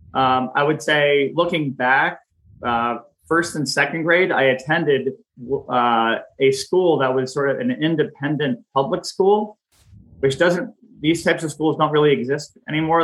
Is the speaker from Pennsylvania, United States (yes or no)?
yes; Pennsylvania, United States; moved away as an adult; also born or lived in Washington, D.C. area; I'm from the Pennsylvania area